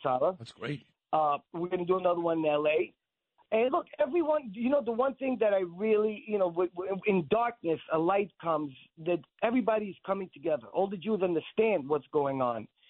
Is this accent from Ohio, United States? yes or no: no; New York, United States; also born or lived in Israel; I was born in Israel and I was raised in New York. At age nine, my parents moved us to Brooklyn.